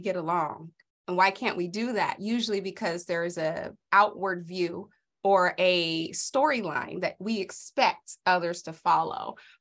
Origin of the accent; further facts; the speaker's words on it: Los Angeles, California, United States; moved away as an adult; now in Idaho, United States; I grew up in South Central during the eighties and nineties.